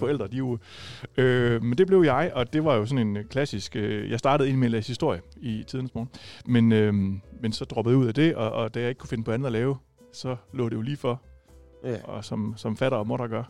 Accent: Viborg, Central Denmark Region, Denmark; now in Rødding, Denmark; jeg er ikke fra Rødding oprindeligt, jeg er oprindeligt fra Viborg

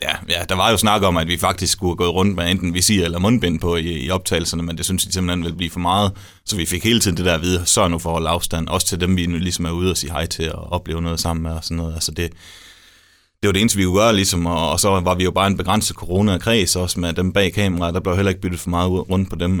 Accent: Denmark

